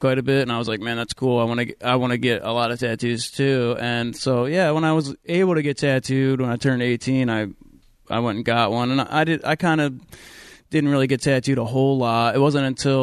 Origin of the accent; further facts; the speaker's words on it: New Jersey, United States; also born or lived in Delaware; now in Tacoma, United States; I grew up in New Jersey